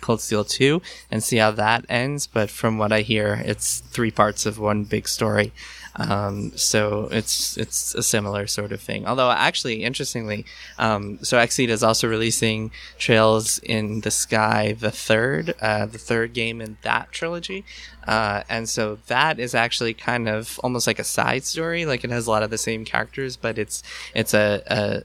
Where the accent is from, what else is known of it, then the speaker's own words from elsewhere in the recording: New York, United States; I grew up in New York.